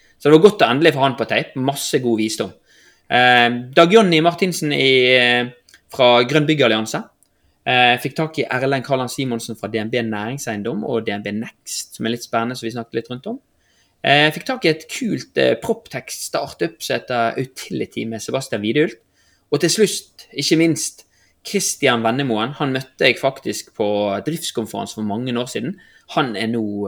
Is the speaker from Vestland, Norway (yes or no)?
yes; Bergen, Vestland, Norway; vi er bergensere